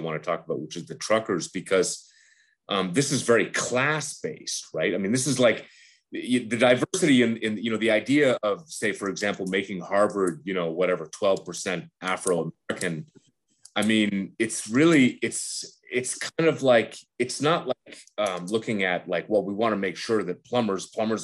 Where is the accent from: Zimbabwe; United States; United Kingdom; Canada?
Canada; I was born here